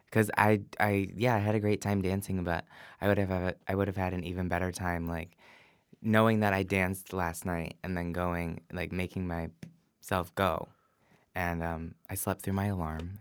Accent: Livonia, Michigan, United States; moved away as an adult; now in San Francisco, United States; born and raised in Livonia, Michigan

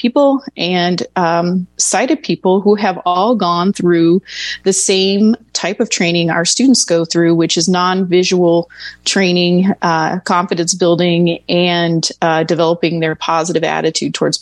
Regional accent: Dayton, Ohio, United States; now in Arizona, United States; I was born and raised in Dayton, Ohio

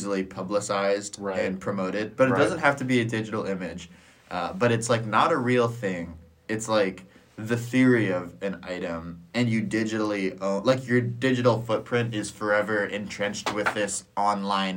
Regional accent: Ohio, United States; I'm from Ohio

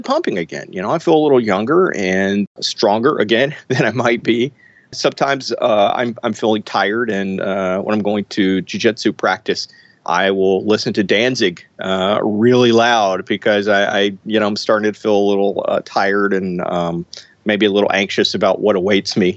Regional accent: Mississippi, United States; I'm from Mississippi, fry up catfish

